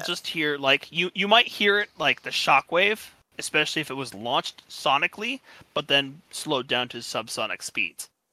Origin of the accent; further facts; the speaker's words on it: United States; I'm American